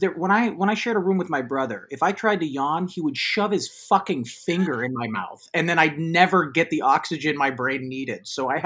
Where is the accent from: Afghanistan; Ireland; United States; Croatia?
United States; Bay Area, California; moved away as an adult; also born or lived in Los Angeles / New York; Because I've lived in New York for 13 years, and I'm from the Bay Area most of my life, 18 years, and then I lived in LA and then New York.